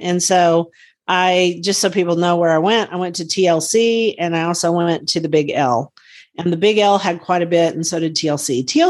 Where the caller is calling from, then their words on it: Guthrie, Oklahoma, United States; from Guthrie, Oklahoma, where I garden on several acres out in the country.